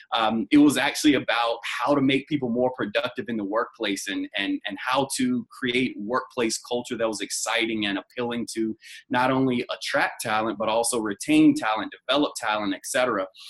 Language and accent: English; Roanoke Rapids, North Carolina, United States; now in Los Angeles, United States; I'm originally from a small town in North Carolina called Roanoke Rapids, North Carolina, in Halifax County, um, and now I live in Los Angeles, California